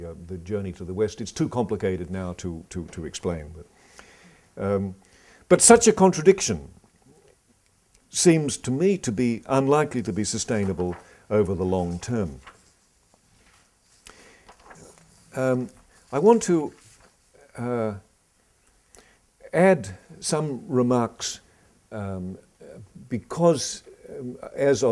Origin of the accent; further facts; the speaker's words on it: Australia; I come from Australia